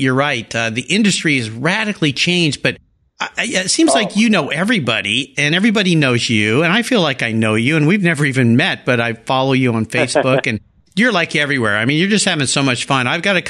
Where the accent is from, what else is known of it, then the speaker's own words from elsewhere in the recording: San Diego County, California, United States; I grew up in San Diego County.